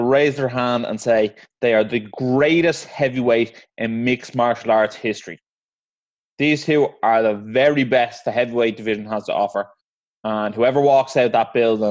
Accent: Ireland; obviously being Irish

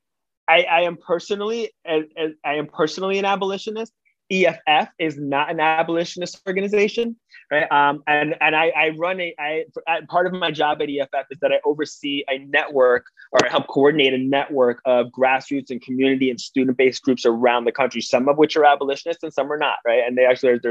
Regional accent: New York City, New York, United States; As a New Yorker, as an advocate

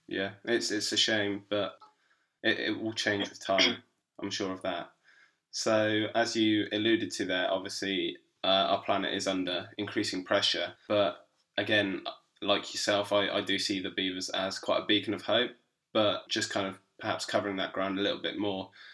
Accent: Berkshire, South East England, United Kingdom; I come from Berkshire

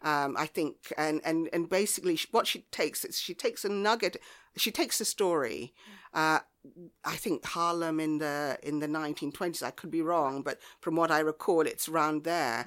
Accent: Devon, South West England, United Kingdom; also born or lived in Ghana / Lyme Regis / Bideford; I grew up in the West Country in Devon

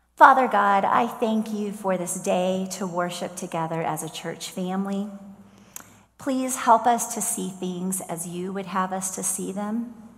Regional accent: Columbia, Missouri, United States; moved away; My mom and I went back to Columbia, Missouri last weekend to visit my hometown church

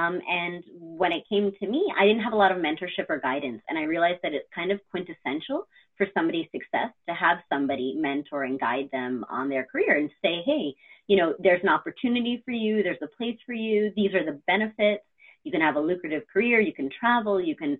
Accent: Brooklyn, New York, United States; also born or lived in North Carolina; now in Albany, United States; I'm actually located in Albany, New York, but like yourself, I was born and raised in Brooklyn, New York. I don't have the accent, but I'm a proud Brooklyn girl, and I lived in New York City most of my life.

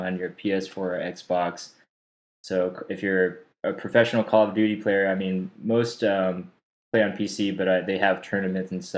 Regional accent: Stafford, Texas, United States; moved away as an adult; also born or lived in Austin, Texas; now in Dallas, United States; I grew up in Stafford, which is pretty close by Sugarland

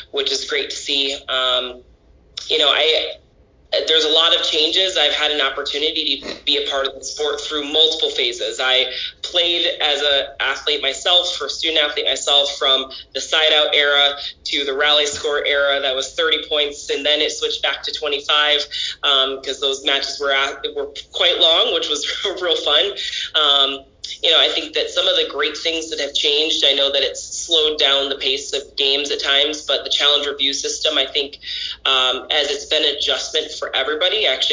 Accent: Kentwood, Michigan, United States; being born and raised in Grand Rapids area, I grew up in Kentwood, Michigan

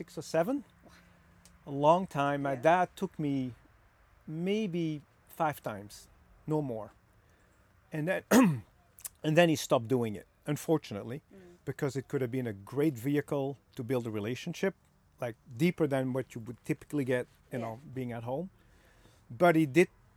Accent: Belgium; moved away; I was born in Belgium

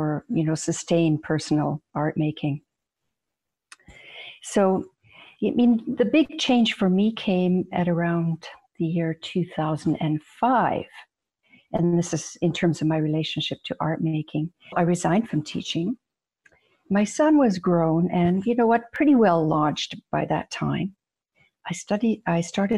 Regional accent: British Columbia, Canada; also born or lived in Croatia; I was born in Croatia, and we came to Canada in the late 1950s. We were political refugees from, at the time, communism. And so I had all of my education in North America, in British Columbia

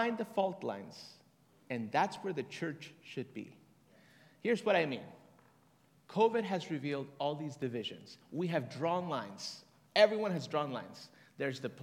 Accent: Bogotá, Colombia; moved away; also born or lived in Tegucigalpa, Honduras; I'm from Colombia, Bogota

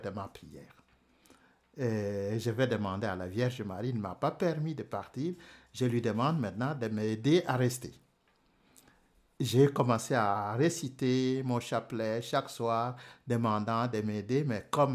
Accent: DR Congo; moved away as an adult; also born or lived in Rome, Italy; chez moi au Congo.

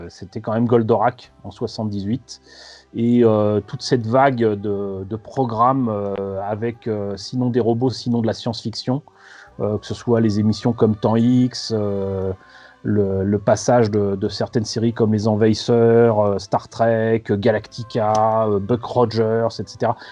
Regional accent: Paris, Île-de-France, France; euh, De Paris. Euh, je suis né en 1970

